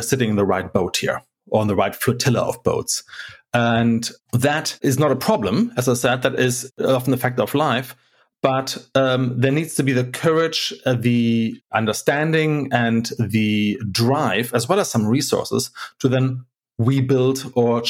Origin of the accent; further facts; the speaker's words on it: Hamburg, Germany; I'm from Hamburg. Hamburg is not Germany. It's a maritime city. And so we have a huge harbor